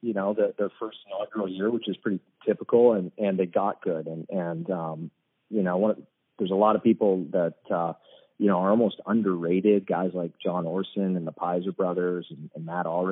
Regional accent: Surrey, British Columbia, Canada; moved away; also born or lived in East Coast, United States; growing up in Surrey playing lacrosse

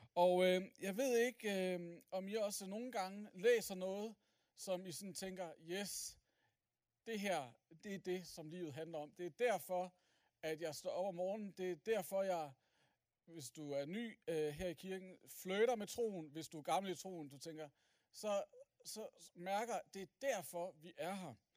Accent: Aalborg, North Denmark Region, Denmark; jeg er som sagt fra Aalborg

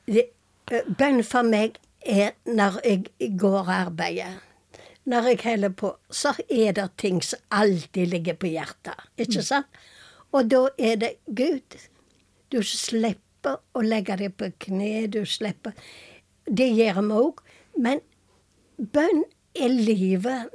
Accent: Karmøy, Rogaland, Norway; moved away as an adult; also born or lived in Tucumán, Argentina; Jeg er fra Selvøyna

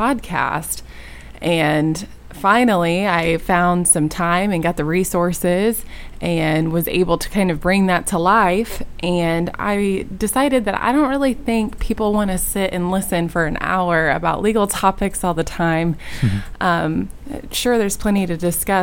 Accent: Indianapolis, Indiana, United States; I grew up on the west side of Indianapolis, and some of my life I did spend in northern Indiana, but the most of it was in the west side of Indianapolis

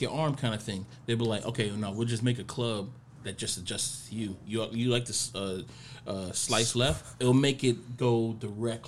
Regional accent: Miami, Florida, United States; I'm from Miami

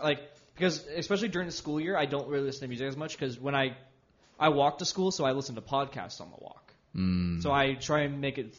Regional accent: Southern California, United States; growing up in Southern California, growing up down the street from an In-N-Out

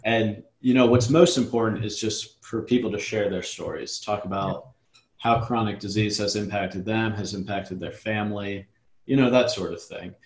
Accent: Richmond, Virginia, United States; moved away as an adult; also born or lived in Charlotte, North Carolina; I'm from Richmond uh, originally, and I was living in North Carolina

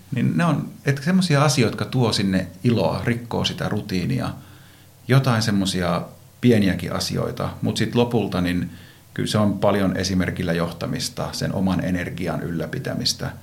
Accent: Iisalmi, North Savo, Finland; moved away as an adult; also born or lived in Vaasa; now in Helsinki metropolitan area, Finland; Vaasassa synnyin ja tuolla Savossa Iisalmessa nuoruuteni elin

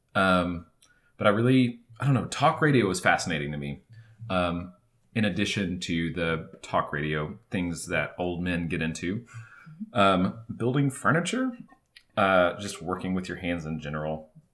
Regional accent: Marion, Arkansas, United States; moved away as an adult; also born or lived in Jackson, Tennessee; now in Northwest Arkansas, United States; I grew up in Northeast Arkansas, in the town of Marion

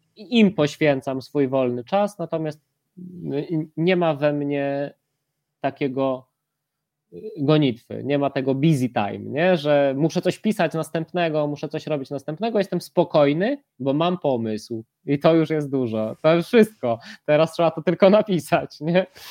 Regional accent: Łańcut, Subcarpathian Voivodeship, Poland; mieszkam y, pod łańcuchem, no ale urodziłem się w łańcucie

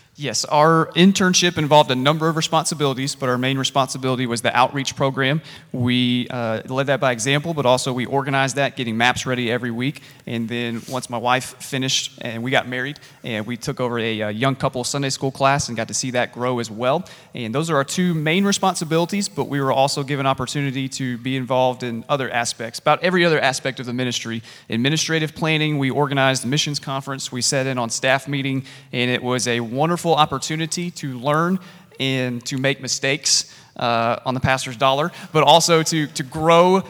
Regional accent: Columbia, South Carolina, United States; moved away as an adult; I grew up in South Carolina. I am a redneck at heart, and I grew up at Gant Street Baptist Church in Columbia, South Carolina

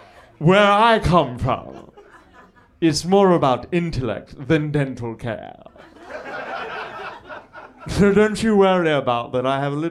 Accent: Oxford, South East England, United Kingdom; I'm from Oxford.

